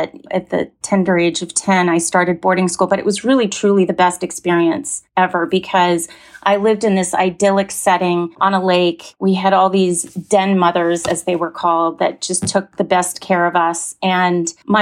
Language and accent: English; New Hampshire, United States; now in Los Angeles, United States; I was born in New Hampshire.